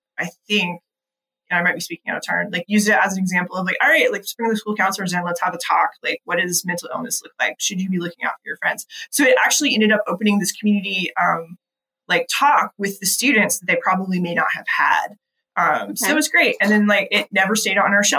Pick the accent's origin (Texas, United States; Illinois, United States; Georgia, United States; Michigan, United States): Georgia, United States; North; I grew up in North Georgia.